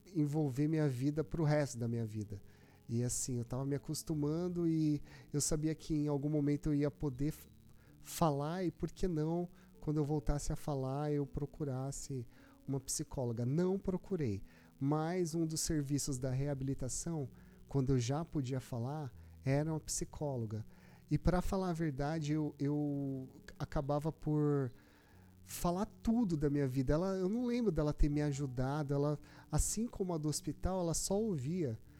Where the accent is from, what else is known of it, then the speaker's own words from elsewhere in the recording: Brazil; Eu nasci no Brasil